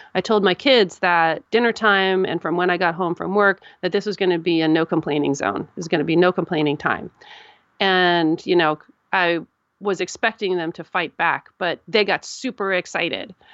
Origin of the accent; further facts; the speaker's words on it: United States; I'm an American